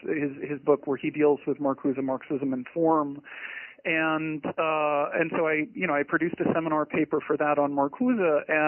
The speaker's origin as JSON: {"language": "English", "town": "Portland", "region": "Maine", "country": "United States", "tie": "born or raised there", "said": "Well, I grew up just outside of Portland, Maine, which is a gorgeous place to live"}